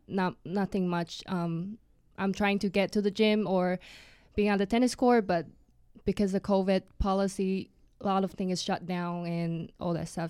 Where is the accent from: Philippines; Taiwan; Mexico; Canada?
Taiwan; moved away as an adult; now in United States; I'm from Taiwan originally